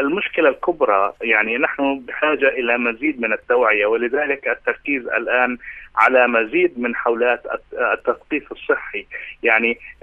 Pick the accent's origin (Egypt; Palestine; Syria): Palestine; عندنا في فلسطين